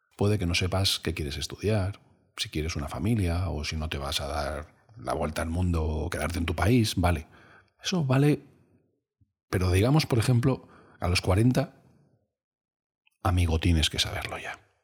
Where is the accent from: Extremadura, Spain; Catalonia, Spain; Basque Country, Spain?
Extremadura, Spain; Cáceres; yo soy de Cáceres